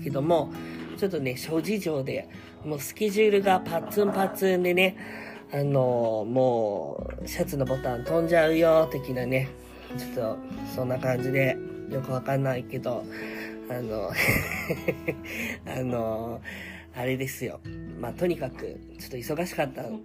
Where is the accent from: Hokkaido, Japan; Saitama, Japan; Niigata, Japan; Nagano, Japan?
Saitama, Japan; also born or lived in Belgium; ベルギー生まれ、埼玉育ち